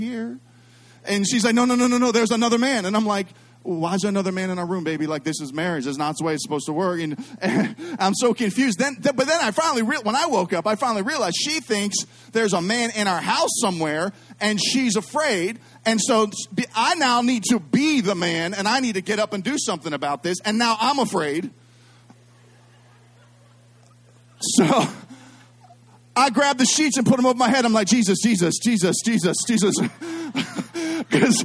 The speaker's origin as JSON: {"language": "English", "town": "Pittsburgh", "region": "Pennsylvania", "country": "United States", "said": "I'm from Pittsburgh"}